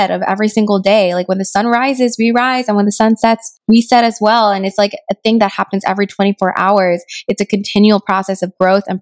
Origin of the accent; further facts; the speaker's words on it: Rio Grande Valley, Texas, United States; moved away as an adult; I grew up in Rio Grande Valley in a primarily Hispanic community where a lot of people spoke Spanish